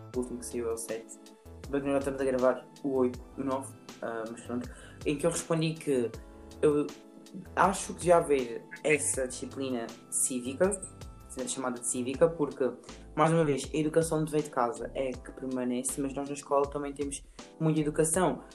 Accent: Alentejo, Portugal; Quando nós dizemos que somos do Alentejo

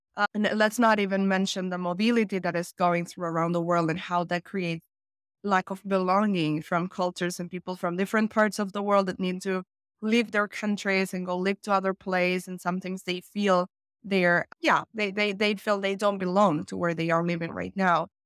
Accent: Argentina; also born or lived in Finland; I'm from Argentina. Right now, I am based in Argentina, Buenos Aires

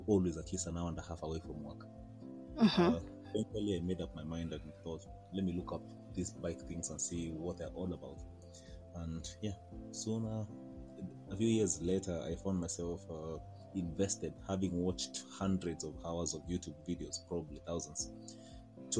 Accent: Kenya; I am a Kenyan lawyer, advocate of the High Court of Kenya, and a Kenyan biker

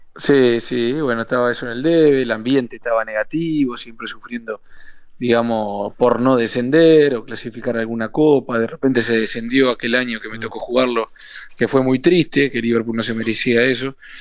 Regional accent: Uruguay; moved away as an adult; also born or lived in Pachuca, Mexico; somos cinco uruguayos

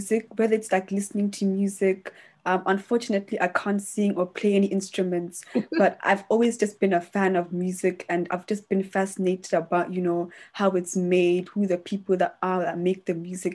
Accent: Botswana; now in London, United Kingdom; I grew up in Botswana

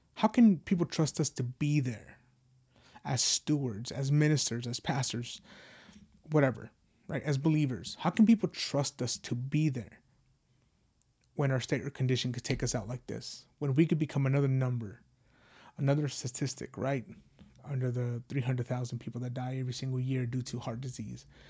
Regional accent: United States; as an American

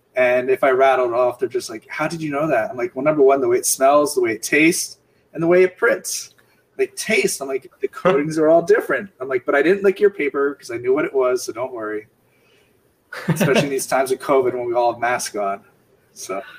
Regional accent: Bethlehem, Pennsylvania, United States; I grew up in Bethlehem, Pennsylvania, which was a steel town

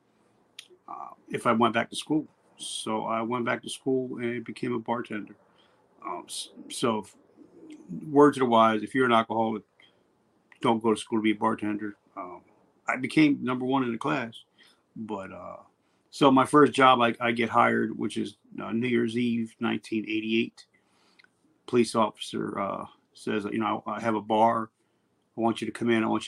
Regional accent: New Jersey, United States; where I grew up in Jersey. I'm in Jersey right now. Actually, I'm about 3 miles from the house that I was born

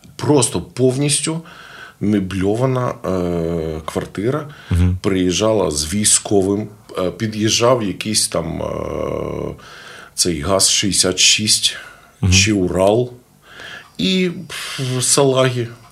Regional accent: Zhytomyr, Zhytomyr Oblast, Ukraine; я з Житомира. Ну. Я закінчив е, Житомирське музичне училище

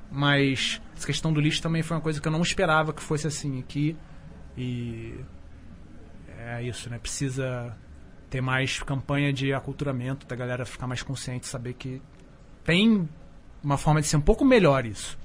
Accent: Petrópolis, Rio de Janeiro, Brazil; also born or lived in São Paulo; now in Alto Paraíso de Goiás, Brazil; estudou comigo em Petrópolis, que é minha cidade natal

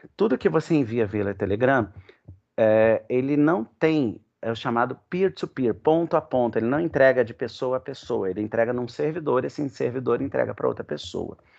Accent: Rio de Janeiro, Brazil; um café lá na minha terra, lá no Leblon

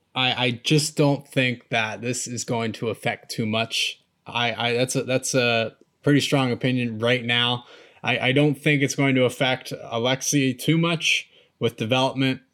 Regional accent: United States; I'm an American

